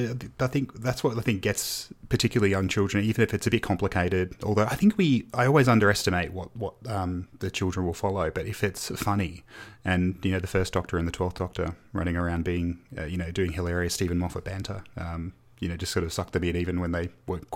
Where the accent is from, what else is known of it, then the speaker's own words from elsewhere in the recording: Australia; born there; also born or lived in United Kingdom; I was born here in Australia, but my family moved to the UK for a few years in the early 90s.